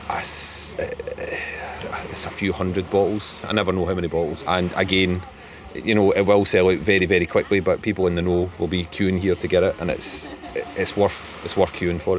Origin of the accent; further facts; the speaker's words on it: Pennsylvania, United States; I'm from Pennsylvania, United States.